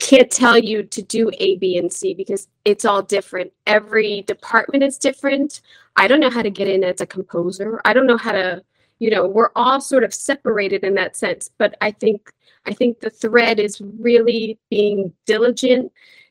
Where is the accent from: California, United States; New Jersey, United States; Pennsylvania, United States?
Pennsylvania, United States; Philadelphia; I'm from Philly